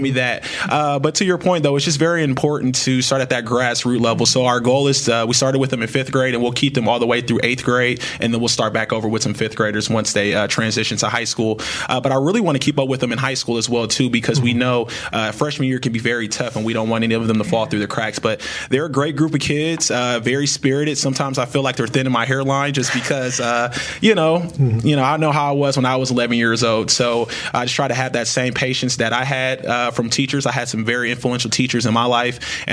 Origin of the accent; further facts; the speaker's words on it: Peoria, Illinois, United States; I'm originally from Peoria, Illinois, Peoria native, alumni of Peoria Public Schools